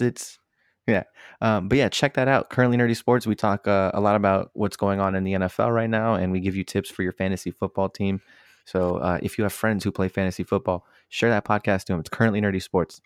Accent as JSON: {"language": "English", "region": "Northern Virginia", "country": "United States", "tie": "born or raised there", "said": "where I grew up in in Northern Virginia, right? I, I grew up in an area with a lot of uh, minorities"}